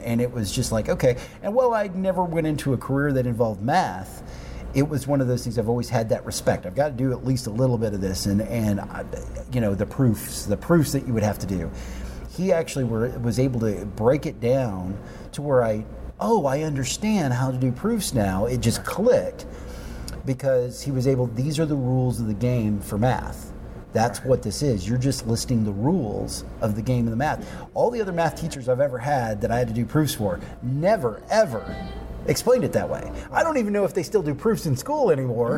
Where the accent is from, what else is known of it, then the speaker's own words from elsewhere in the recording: Union City, Oklahoma, United States; my mom also worked in the school district uh, where I grew up in Union City